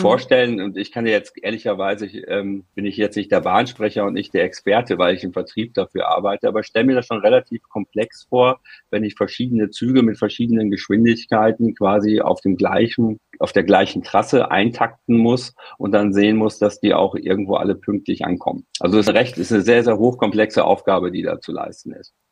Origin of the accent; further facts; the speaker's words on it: Frankfurt, Hesse, Germany; aus meiner Heimatstadt Frankfurt